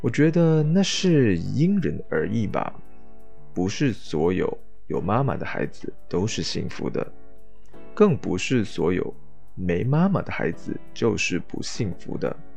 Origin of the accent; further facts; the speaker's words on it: Malaysia; 跟我一样是在马来西亚长大